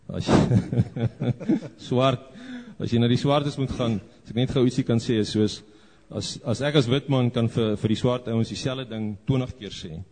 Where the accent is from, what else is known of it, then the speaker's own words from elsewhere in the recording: South Africa; now in Zambia; Ja, ons ehm um, ons werk as 'n span uh, in Zambië. Ons is so 5 Suid-Afrikaners en so 10 Zambiërs.